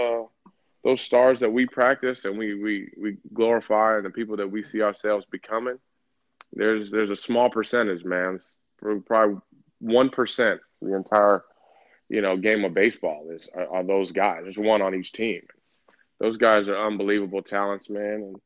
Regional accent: Southern California, United States; I'm from Southern California

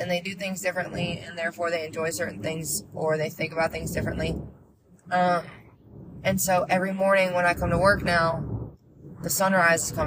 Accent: Vermont, United States; growing up in Vermont, you'd hear wicked.

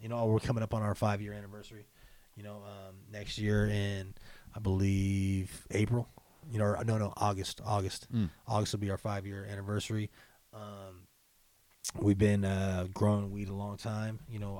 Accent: Spokane, Washington, United States; Right here.

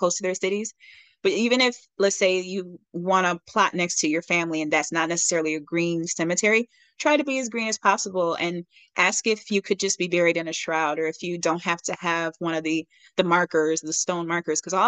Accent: Detroit, Michigan, United States; I'm from Detroit.

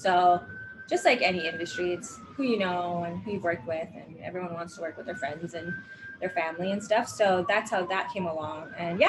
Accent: Hawaii, United States; I grew up in Hawaii, so I started auditioning for things in Hawaii with no acting training under my belt.

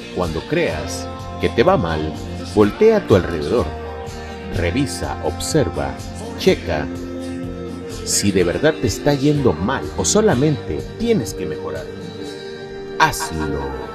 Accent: Lerdo de Tejada, Veracruz, Mexico; Yo soy nacido en Ciudad Lerdo de Tejada, Veracruz, en la bella, en la hermosa República Mexicana

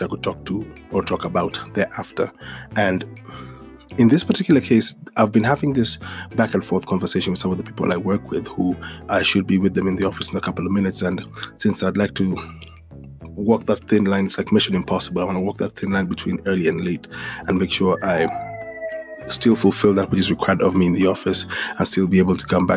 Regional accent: Kenya; the same Saturday morning cartoons I'd watch in Kenya were the same Saturday morning cartoons I'd watch in the States

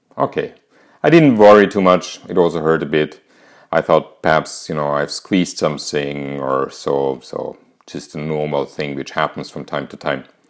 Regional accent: Austria; English is a second language; as you might hear from my accent, I'm not English, neither American, I'm actually Austrian.

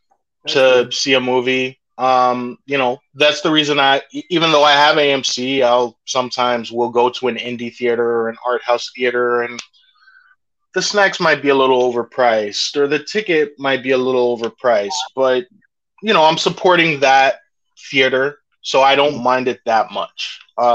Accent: New York, United States; I'm a New Yorker

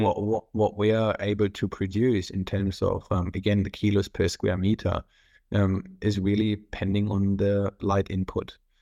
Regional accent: North Rhine-Westphalia, Germany; English is a second language; moved away as an adult; now in Australia; I'm originally from Germany. I was born on the three border point next to the Netherlands and, and Belgium

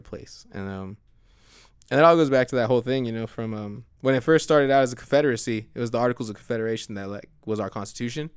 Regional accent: United States; as an American.

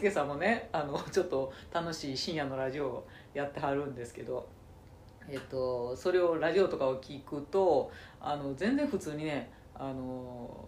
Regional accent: Nara, Japan; accent: Kansai dialect; moved away as an adult; now in Tokyo, Japan; 私はねとか18高校卒業してから18の時に東京に出てきてますんでもう30年東京にいることになるんですよ

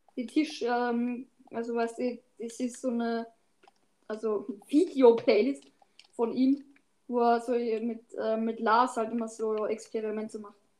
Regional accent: Austria; ich aus Österreich

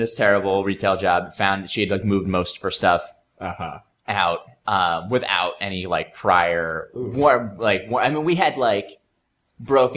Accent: New Jersey, United States; moved away as an adult; I'm from New Jersey originally

